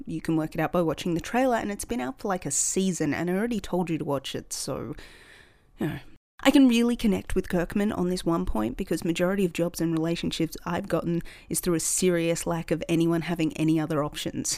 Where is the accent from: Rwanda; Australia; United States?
Australia; In Australia, we're not really big on people boasting